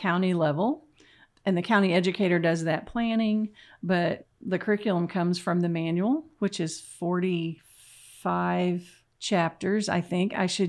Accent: Sterling, Oklahoma, United States; moved away as an adult; also born or lived in Texas / Massachusetts / Michigan; So I'm a Southwest Oklahoma girl. I grew up in Sterling and came to OSU for a bachelor's and master's, went to Texas A&M for my PhD, and then went off to the great Northeast and was at the University of Massachusetts

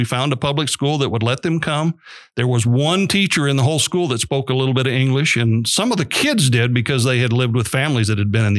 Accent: Western Montana, United States; moved away as an adult; also born or lived in West Texas; now in Oklahoma, United States; I grew up in Montana, Western Montana, on a small cattle and hay operation

